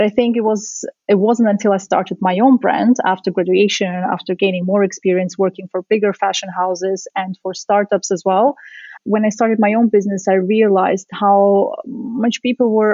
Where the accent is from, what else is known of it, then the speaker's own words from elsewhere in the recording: Vienna, Austria; also born or lived in Central Asia / Soviet Union; I'm originally from the Soviet Union. I was born in Central Asia, but I grew up in Austria in Vienna.